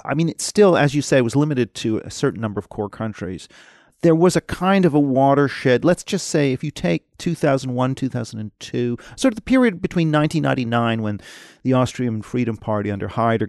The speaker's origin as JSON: {"language": "English", "region": "Tokyo", "country": "Japan", "tie": "born or raised there", "said": "You know, I grew up 8 years in Tokyo. I mean, from being very young, like, you know, 2-3 up until about age 7, and then a second time, age 10 and 11. I went to an international school"}